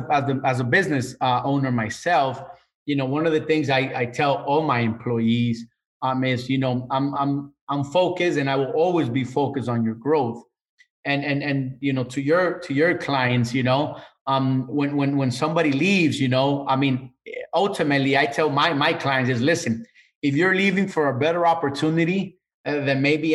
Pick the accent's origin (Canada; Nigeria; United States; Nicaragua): Nicaragua; Managua; I come from Central America, Managua, Nicaragua. And part of the leadership, and when I say the leadership over there, you know, I mean the government, right? Part of the leadership that I grew up in the 80s